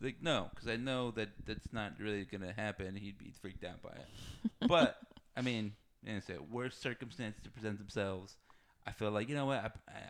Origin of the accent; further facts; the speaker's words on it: Texas, United States; I grew up in Texas.